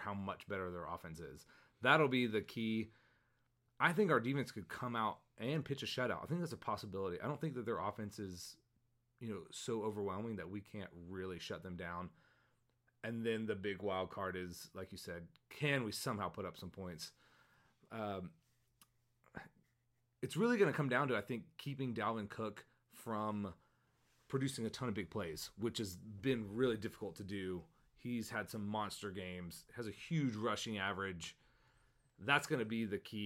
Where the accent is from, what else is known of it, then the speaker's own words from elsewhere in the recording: Jacksonville, Florida, United States; I grew up in Jacksonville, you know, in the 90s